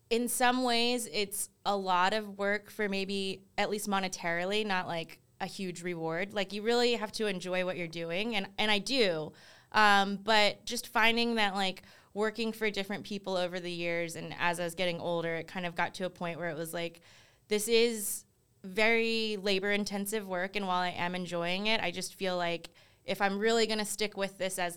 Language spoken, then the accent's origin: English; East Coast, United States; I think you always hear like growing up on the East Coast, they're like, oh, California's like ahead of the, like just in general, like ahead of all the trends.